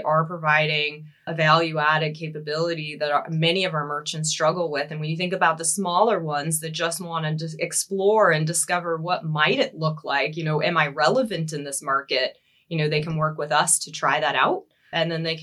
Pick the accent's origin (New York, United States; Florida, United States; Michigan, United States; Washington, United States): Washington, United States; Seattle; moved away as an adult; now in Germany; I do come from the US, if you can't tell from the accent. So I relocated from Seattle, Washington, 2.5 years ago to Germany.